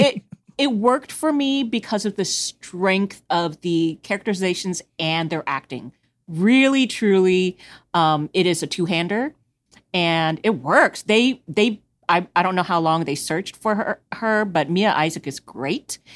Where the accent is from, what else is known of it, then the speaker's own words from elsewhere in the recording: Houston, Texas, United States; I'm from Houston, so I'm on the, uh, east, sort of e-, southeast side